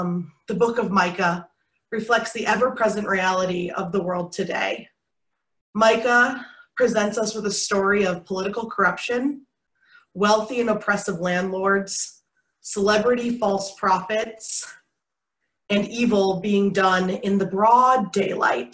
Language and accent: English; Michigan, United States; now in Wichita, United States; I grew up in Michigan